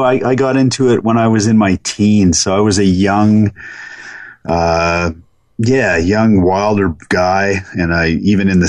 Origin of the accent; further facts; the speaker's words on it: Calgary, Alberta, Canada; I grew up in Calgary, Alberta, so I could see the mountains on the western horizon of the city.